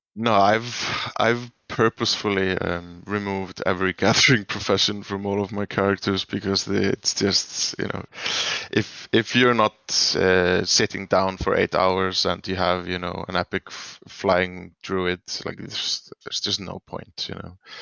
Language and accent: English; Iceland; I'm from Iceland.